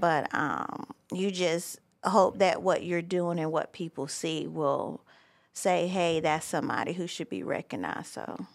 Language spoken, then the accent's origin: English; Myrtle Beach, South Carolina, United States; moved away as an adult; also born or lived in Charleston, South Carolina; now in Franklin County, North Carolina, United States; I was born and raised in Myrtle Beach, South Carolina